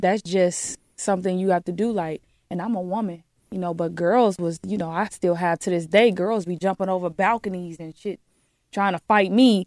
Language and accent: English; Detroit, Michigan, United States; I'm from the D